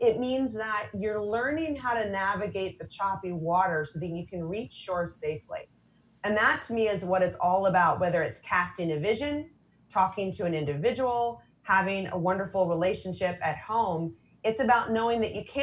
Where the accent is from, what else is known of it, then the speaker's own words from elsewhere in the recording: San Diego, California, United States; I'm from San Diego